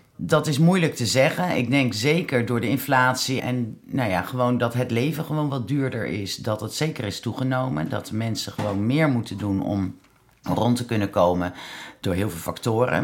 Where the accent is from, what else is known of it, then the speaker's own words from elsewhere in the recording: The Hague, South Holland, Netherlands; Dan ben ik Hagenaar